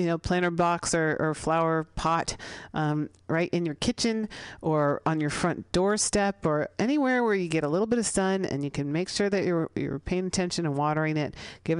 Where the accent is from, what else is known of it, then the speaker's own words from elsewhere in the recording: San Francisco, California, United States; I'm a city girl, I grew up here in San Francisco, I grew up in the Sunset